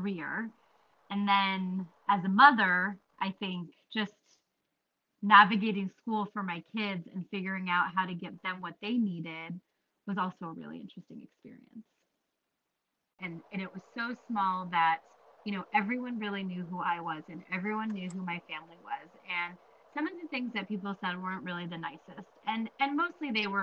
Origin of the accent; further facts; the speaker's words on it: United States; I was born and raised here in the United States